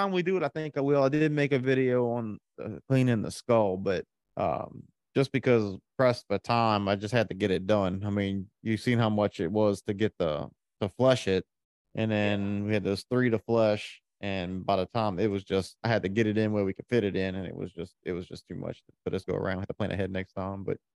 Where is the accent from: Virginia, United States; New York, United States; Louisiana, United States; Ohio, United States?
Louisiana, United States; We're from Southeast Louisiana. We don't talk good anyway.